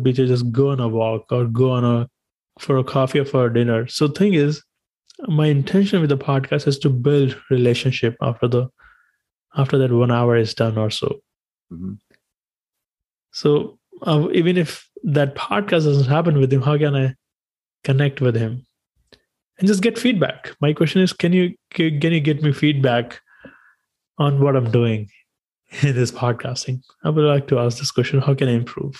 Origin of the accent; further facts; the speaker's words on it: India; English is a second language; moved away; growing up in India, we had our subjects